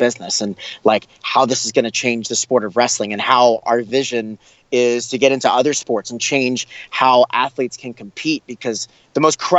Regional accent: Long Island, New York, United States; growing up in Long Island, we call it Strong Island

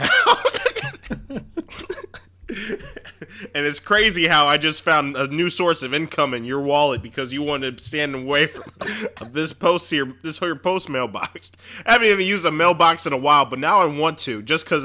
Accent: Dayton, Ohio, United States; where I'm from. I told him Dayton, Ohio

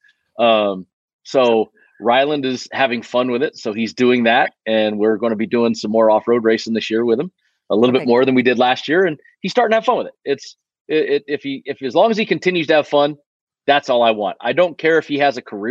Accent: West Coast, United States; now in Las Vegas, United States; So the West Coast is where I'm from. I'm doing this right now, sitting in my office in Las Vegas. This is home.

